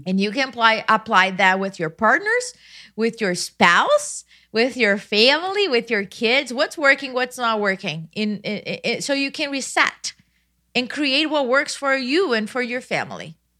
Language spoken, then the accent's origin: English; Brazil; moved away as an adult; now in United States; I was born in Brazil, I went to high school in another town at fourteen years old